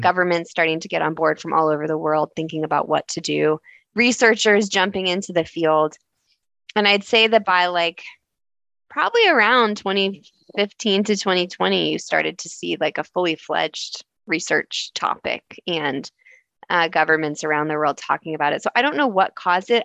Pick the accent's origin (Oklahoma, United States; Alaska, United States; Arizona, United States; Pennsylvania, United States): Arizona, United States; Tucson; now in Toronto, Canada; I grew up in Tucson, Arizona, uh, in the desert.